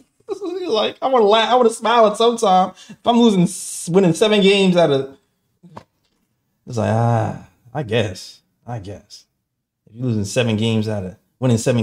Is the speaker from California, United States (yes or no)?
no; New York City, New York, United States; I'm from Brooklyn.